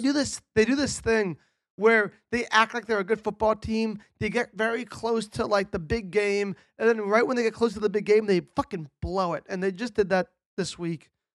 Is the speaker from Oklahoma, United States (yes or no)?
no; Connecticut, United States; I'm from Connecticut